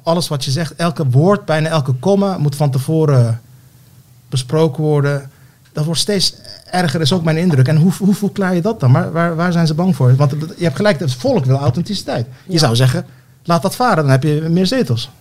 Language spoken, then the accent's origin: Dutch; Turkey; now in Netherlands; Ik ben geboren in Turkije.